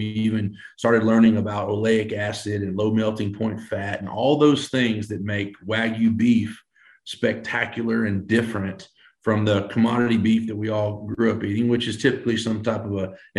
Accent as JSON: {"language": "English", "area": "Brazoria County", "region": "Texas", "country": "United States", "tie": "born or raised there", "said": "growing up in Brazoria County, a small community south of Houston, was always around cattle."}